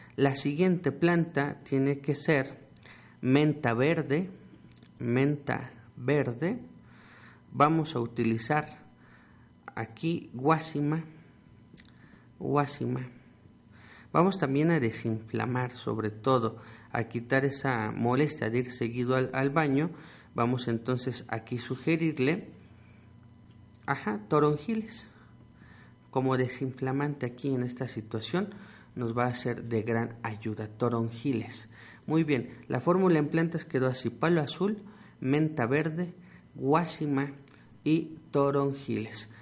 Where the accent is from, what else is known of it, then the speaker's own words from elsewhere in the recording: Mexico; nuestro tesoro como mexicanos que es nuestra herbolaria